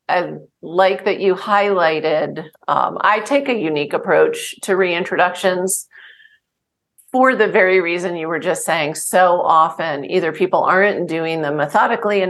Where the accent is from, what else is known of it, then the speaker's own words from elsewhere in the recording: New Jersey, United States; I grew up in New Jersey